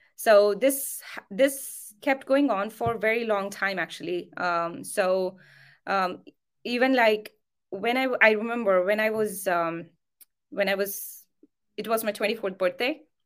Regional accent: near Nagpur, Maharashtra, India; I come from India, uh, Maharashtra. Um, I come from a small, very small town, um, near to a place called Nagpur

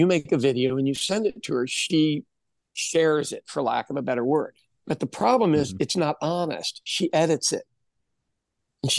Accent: United States

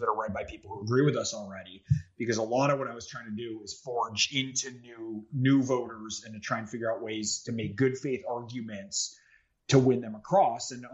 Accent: Silicon Valley, California, United States; we were the only Democratic family when I was growing up in Silicon Valley before .com

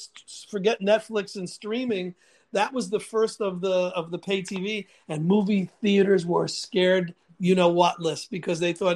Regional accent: New York City, New York, United States; And I grew up in the Bronx

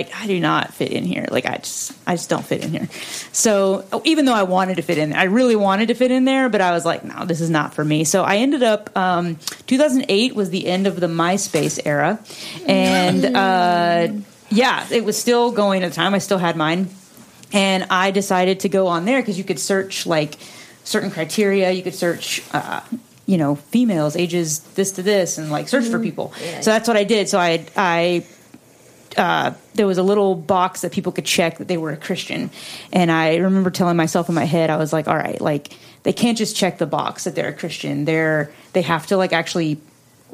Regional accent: North Carolina, United States; moved away as an adult; I grew up in North Carolina. And I moved here in 2008 to go to music school

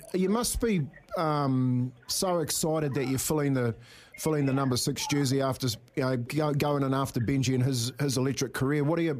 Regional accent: Whangarei, Northland, New Zealand; Myself, I was born in Whangarei

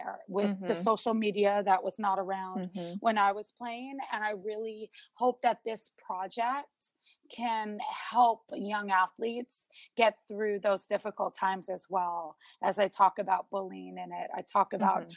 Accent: Honolulu, Hawaii, United States; I grew up in Honolulu, Hawaii, which is a huge volleyball state

